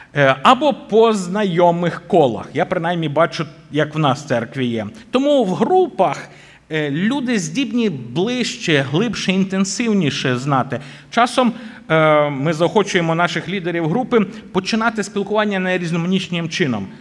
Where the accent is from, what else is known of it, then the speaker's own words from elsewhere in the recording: Boryslav, Lviv Oblast, Ukraine; моя рідна церква, звідки я родом в Бориславі